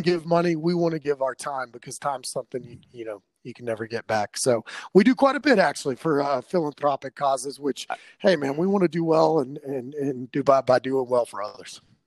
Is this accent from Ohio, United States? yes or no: no; Arlington, Texas, United States; also born or lived in Dallas, Texas; now in Denver, United States; I was actually born in Dallas, raised in Arlington